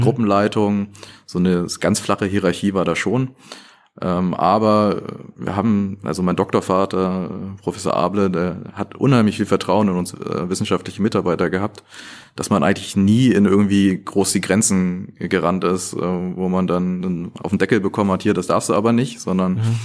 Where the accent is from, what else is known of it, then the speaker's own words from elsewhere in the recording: Northern Germany, Germany; also born or lived in Aachen; Also ich bin im Norden groß geworden